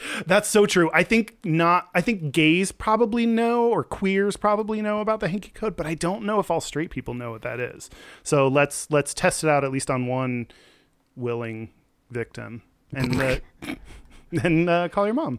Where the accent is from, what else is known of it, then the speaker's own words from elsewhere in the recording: Texas, United States; I'm from Texas